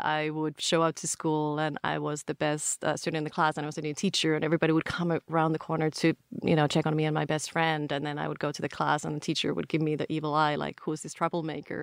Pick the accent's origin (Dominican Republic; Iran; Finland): Finland; moved away as an adult; also born or lived in Paris / London; now in United States; I grew up in Finland and lived there until end of university